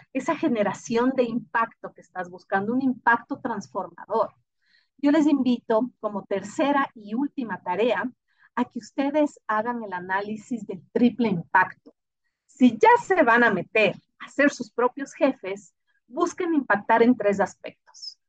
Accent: Ecuador

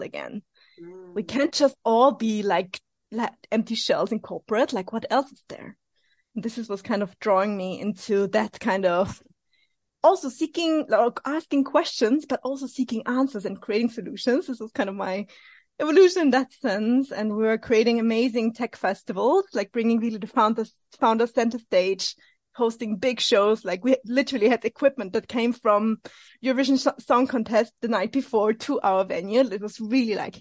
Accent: Vienna, Austria; I'm originally from Austria, Vienna, so in the center of Europe

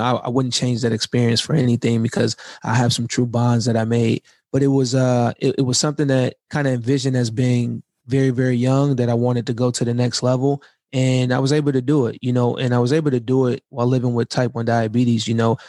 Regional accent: right outside of Detroit, Michigan, United States; moved away; also born or lived in California; I'm I'm from right outside of Detroit.

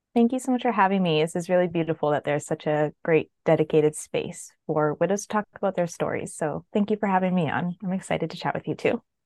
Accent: Canada; also born or lived in British Columbia; I am Canadian, living in British Columbia

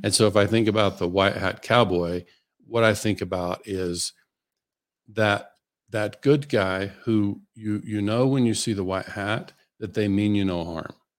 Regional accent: Western Oklahoma, United States; I grew up in Western Oklahoma

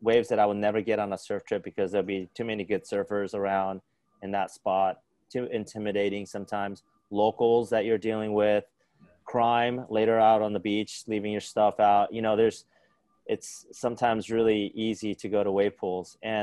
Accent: Palos Verdes, California, United States; I grew up in Palos Verdes

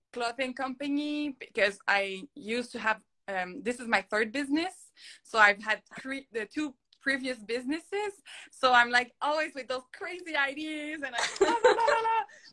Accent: Montreal, Quebec, Canada; first language French; English is a second language; my first language is French. Like you maybe can hear my little accent. I am from Montreal

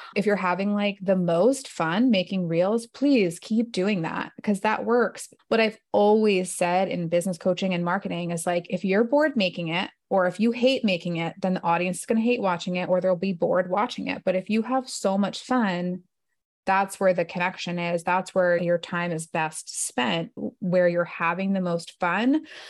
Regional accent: New Jersey, United States; moved away as an adult; also born or lived in Manhattan, New York; now in Northern Virginia, United States; I grew up in New Jersey

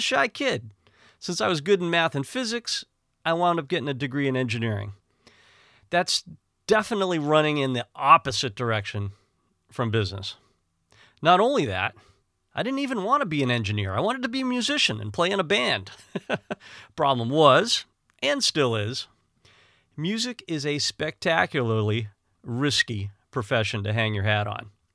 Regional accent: Northeast, United States; growing up in the Northeast was kind of a combative and harsh environment

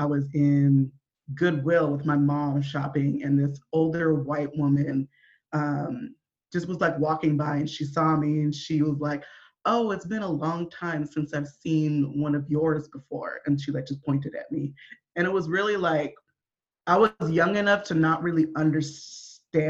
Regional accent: Olympia, Washington, United States; I was raised in Olympia, Washington, Washington State, not DC

